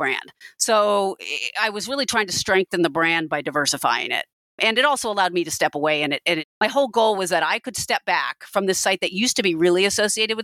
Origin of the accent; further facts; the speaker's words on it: Pacific Northwest, United States; I'm from the Pacific Northwest.